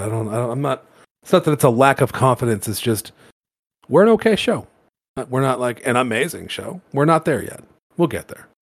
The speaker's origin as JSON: {"language": "English", "town": "Toronto", "region": "Ontario", "country": "Canada", "tie": "born or raised there", "moved": "as an adult", "lives_now": "Alberta, Canada", "said": "So I grew up in Toronto, which is in Ontario."}